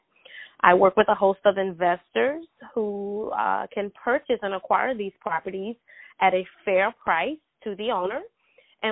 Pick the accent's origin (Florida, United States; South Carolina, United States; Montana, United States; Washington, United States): South Carolina, United States; also born or lived in Greenville, South Carolina; from South Carolina, born and raised. I'm currently residing in Greenville, South Carolina